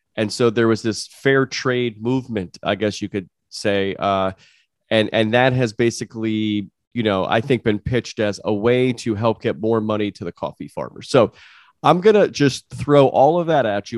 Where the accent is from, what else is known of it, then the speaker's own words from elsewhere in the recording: United States; I'm from the United States